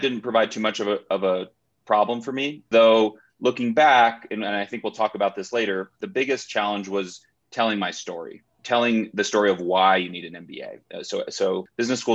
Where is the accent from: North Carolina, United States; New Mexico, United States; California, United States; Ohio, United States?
New Mexico, United States; moved away as an adult; also born or lived in Massachusetts / Chicago; I grew up in New Mexico and then went to Harvard College for undergrad.